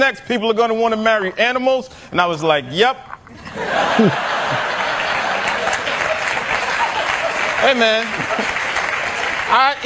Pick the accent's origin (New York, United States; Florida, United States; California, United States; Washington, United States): New York, United States; I'm from New York. I'm from Lower East Side, Manhattan, which is a gentrified neighborhood